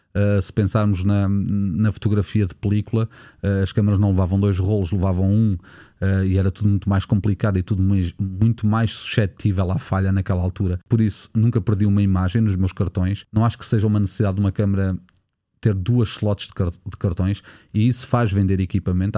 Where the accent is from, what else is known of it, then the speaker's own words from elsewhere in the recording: Nazaré, Centro, Portugal; na Nazaré, a minha terra natal